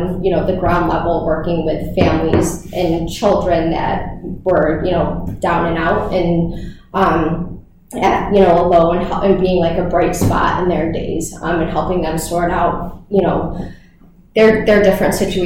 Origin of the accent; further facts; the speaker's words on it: Syracuse, New York, United States; also born or lived in Hawaii; I am from the Syracuse area. I went to Bishop Ludden for high school, and then actually went to Syracuse University for undergrad